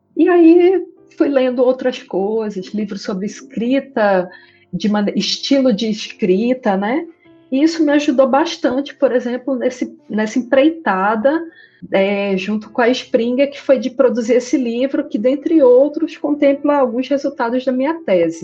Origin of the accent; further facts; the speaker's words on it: interior of Paraíba, Brazil; moved away as an adult; now in Amazonas, Brazil; Eu sou do interior da Paraíba e, na ocasião, eu era criança ainda